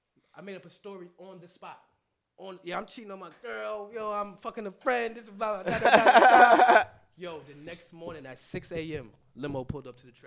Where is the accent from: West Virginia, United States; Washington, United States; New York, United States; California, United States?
New York, United States; New York City; I grew up on Jamaica Ave.